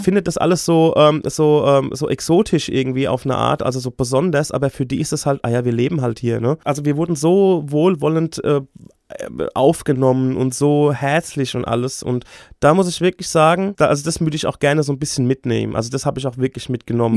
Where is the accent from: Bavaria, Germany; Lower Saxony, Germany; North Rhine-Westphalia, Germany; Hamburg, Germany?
Bavaria, Germany; Aschaffenburg; ich bin in Aschaffenburg beziehungsweise im Umland groß geworden